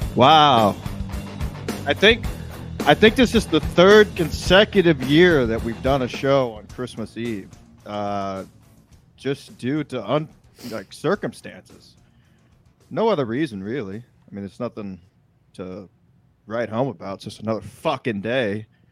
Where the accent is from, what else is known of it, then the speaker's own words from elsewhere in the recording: Texas, United States; I'm from Texas